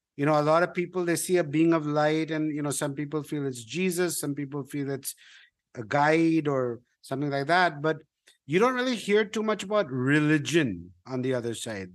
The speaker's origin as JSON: {"language": "English", "country": "India", "said": "I'm a Indian"}